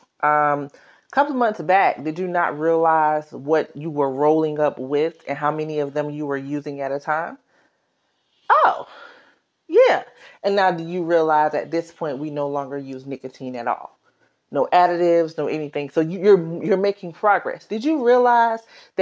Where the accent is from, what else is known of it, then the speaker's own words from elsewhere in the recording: South Carolina, United States; now in New York, United States; I'm from South Carolina